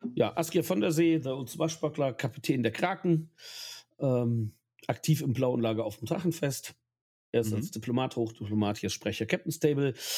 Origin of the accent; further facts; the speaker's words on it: Ahr Valley, Rhineland-Palatinate, Germany; ich komme aus dem Ahrtal